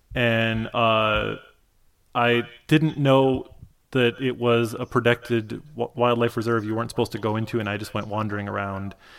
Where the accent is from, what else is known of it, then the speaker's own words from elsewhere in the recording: Michigan, United States; I grew up in Michigan.